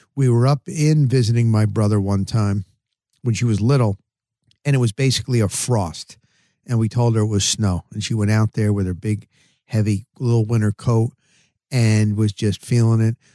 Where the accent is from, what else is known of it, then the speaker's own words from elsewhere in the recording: New Jersey, United States; moved away; also born or lived in Denver, Colorado; I grew up in New Jersey